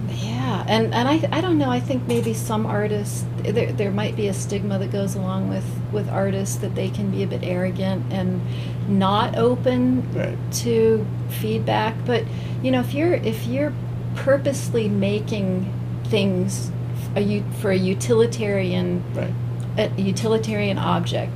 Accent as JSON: {"language": "English", "town": "Zanesville", "region": "Ohio", "country": "United States", "tie": "born or raised there", "also_born_or_lived": "Southern California", "lives_now": "Northeast Ohio, United States", "said": "I grew up in Zanesville, Ohio, which okay. is the home of the Y Bridge"}